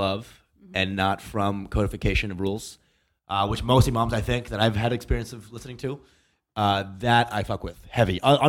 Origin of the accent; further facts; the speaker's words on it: Plano, Texas, United States; Dallas, Texas. So in Plano, Texas, a little north of Dallas.